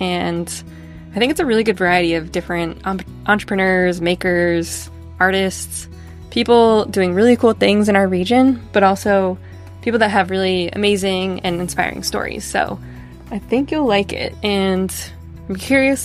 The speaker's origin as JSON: {"language": "English", "region": "New Hampshire", "country": "United States", "said": "I'm a photographer from New Hampshire"}